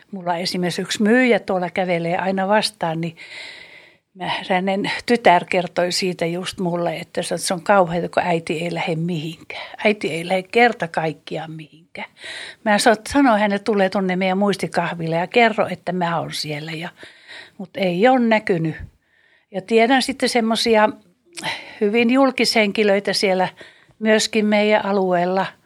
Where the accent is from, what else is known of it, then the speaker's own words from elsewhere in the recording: Karelia, Finland; Mä oon siirtolainen, mä oon karjalainen kuulen, niin mä oon joutunut luopumaan niin, niin paljosta mun perhe ja suku